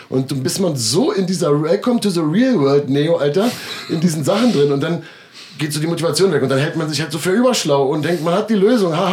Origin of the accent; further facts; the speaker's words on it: Berlin, Germany; accent: Berlin; Damit würde ich mal als Berliner, Berliner Slang